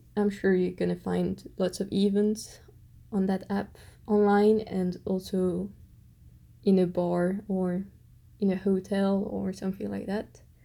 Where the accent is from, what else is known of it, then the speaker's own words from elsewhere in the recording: Belgium; accent: French Belgian; English is a second language; I've just got a big French Belgian accent